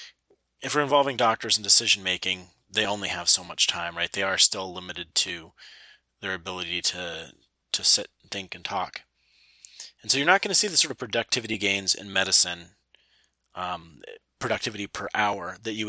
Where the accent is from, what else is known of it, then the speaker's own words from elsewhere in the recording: United States; being American